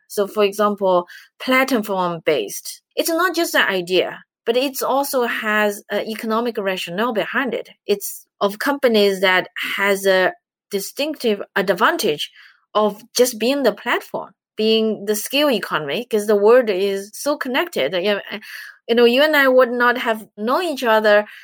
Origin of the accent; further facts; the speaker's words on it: China; moved away as an adult; now in United States; I'm from China